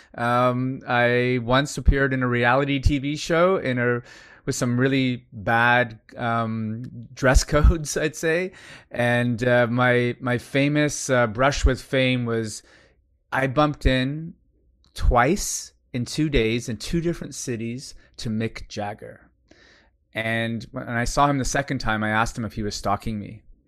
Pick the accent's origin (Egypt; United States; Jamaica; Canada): Canada; now in Singapore; I'm Canadian, uh, by birth